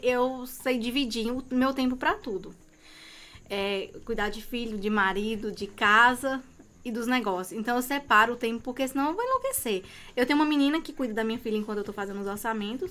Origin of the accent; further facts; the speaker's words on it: Serra, Espírito Santo, Brazil; Eu sou de Serra, sou da Grovila 11